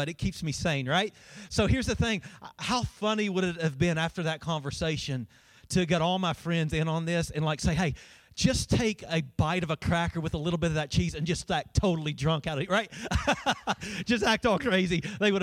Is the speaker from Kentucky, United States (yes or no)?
yes; Winchester, Kentucky, United States; moved away as an adult; also born or lived in Colorado; I'm originally from Winchester. When I moved from Winchester to Colorado